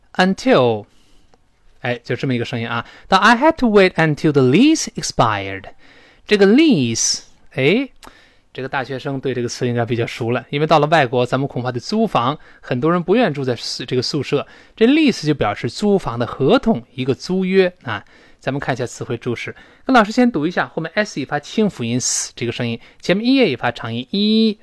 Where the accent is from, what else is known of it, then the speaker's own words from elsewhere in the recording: China; 我们中国人